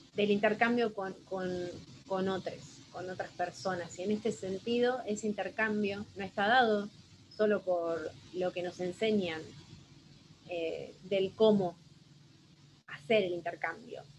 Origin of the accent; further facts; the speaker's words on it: Buenos Aires Province, Argentina; also born or lived in Azul; soy de Argentina, van a encontrar ahí en el mapa, provincia de Buenos Aires, y vivo en la ciudad azul